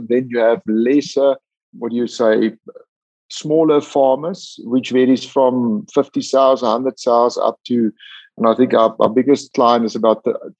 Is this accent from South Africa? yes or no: yes; South Africa; as South African pig farmers, we know we have it.